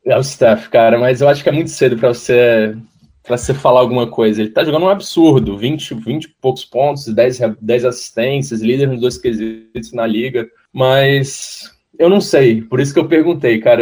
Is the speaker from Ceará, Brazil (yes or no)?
yes; Ceará, Brazil; accent: a little Rio, a little Ceará; moved away as an adult; also born or lived in Rio de Janeiro, Brazil; now in Miami, United States; Sou carioca, mas eu cresci minha vida inteira no Ceará, cara. Então meu sotaque vai um pouquinho pro Rio, um pouquinho pro Ceará.